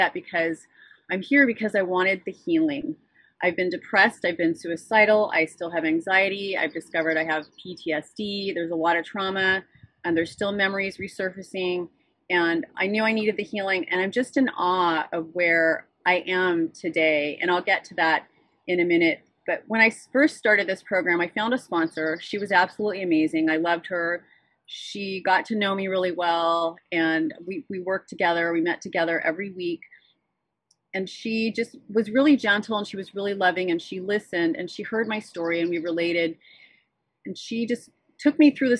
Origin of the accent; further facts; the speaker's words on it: Santa Barbara, California, United States; I am from Santa Barbara, California. I'm a native, born and raised Californian.